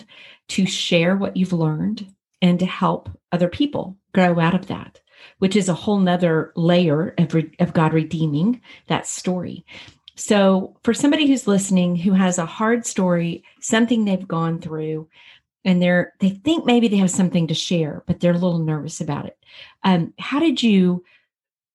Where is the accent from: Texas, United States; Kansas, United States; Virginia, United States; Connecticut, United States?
Texas, United States; being a Texas girl myself